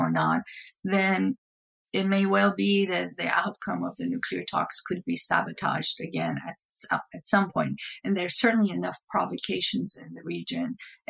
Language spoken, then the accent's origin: English; Iran; now in United States; I really loved, to an extent, growing up in Iran